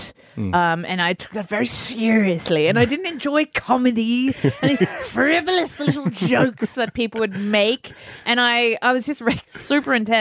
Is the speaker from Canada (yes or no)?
no; Sydney, New South Wales, Australia; Grew up in Sydney, on the northern beaches.